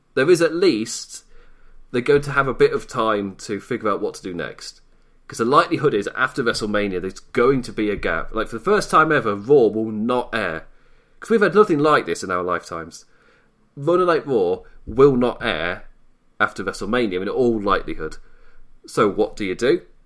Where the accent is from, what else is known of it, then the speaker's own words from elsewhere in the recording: United Kingdom; Being British